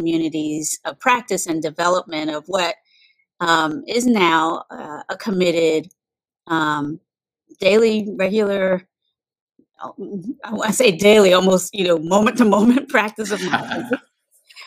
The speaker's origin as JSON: {"language": "English", "region": "North Carolina", "country": "United States", "tie": "born or raised there", "also_born_or_lived": "Virginia / San Francisco", "moved": "as an adult", "said": "I was born in North Carolina"}